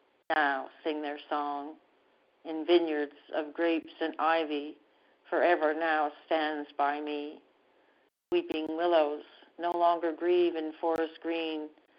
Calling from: Canada; And I'm calling from Canada.

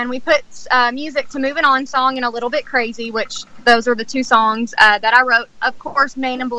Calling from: Texas, United States; Yes, I'm I'm, I'm actually calling in from Texas.

